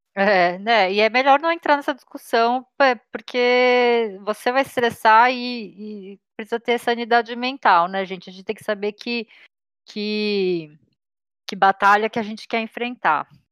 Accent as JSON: {"language": "Portuguese", "country": "Brazil", "tie": "born or raised there", "said": "eu nasci no Brasil e sou descendente de sul-coreanos"}